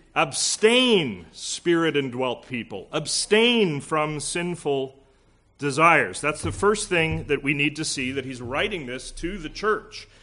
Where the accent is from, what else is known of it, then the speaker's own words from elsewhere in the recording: Alberta, Canada; now in Pierrefonds, Canada; Being from Alberta